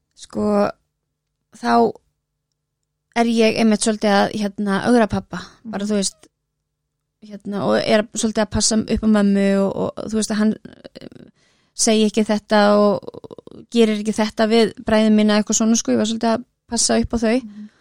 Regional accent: Reykjavík, Capital Region, Iceland; ég er á breyðaldinu

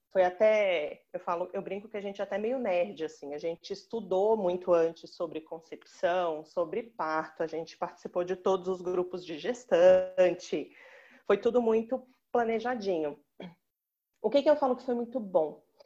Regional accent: Belo Horizonte, Minas Gerais, Brazil; now in São Paulo, Brazil; Eu falo de São Paulo, mas eu sou natural de Belo Horizonte

